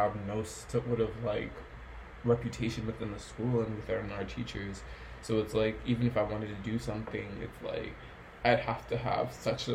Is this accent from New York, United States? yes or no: yes; New York, United States; being born and raised in New York